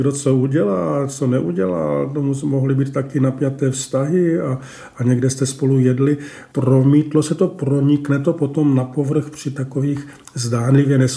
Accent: Baden-Württemberg, Germany; born or raised there; Czech is a second language; moved away as an adult; now in Prague, Czech Republic

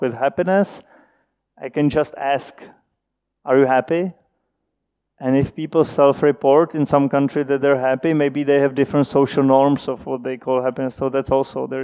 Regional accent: Czechia; moved away as an adult; also born or lived in Princeton, United States; When I moved back from Princeton, I, I, moved back home. I thought I cannot do research in the Czech Republic

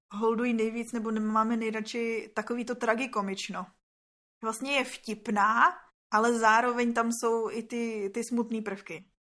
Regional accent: Litvínov, Ústí nad Labem Region, Czechia; Tady, tady u nás v Litvínově

